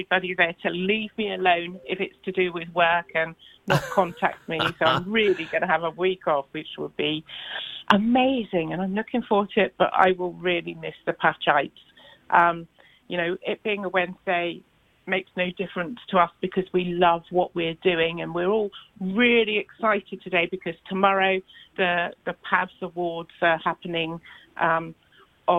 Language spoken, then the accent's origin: English; Southampton, South East England, United Kingdom; now in Pembrokeshire, United Kingdom; I'm originally from Southampton